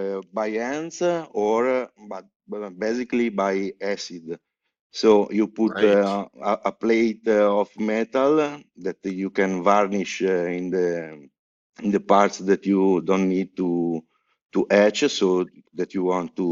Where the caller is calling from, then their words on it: Genoa, Liguria, Italy; English is a second language; From Genoa, from in Italy.